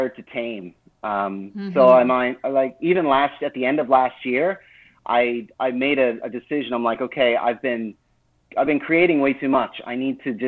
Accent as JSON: {"language": "English", "region": "New Brunswick", "country": "Canada", "tie": "born or raised there", "also_born_or_lived": "Nova Scotia / Moncton", "moved": "yes", "lives_now": "Fogo Island, Canada", "said": "I was born in Nova Scotia and lived most of my life in New Brunswick."}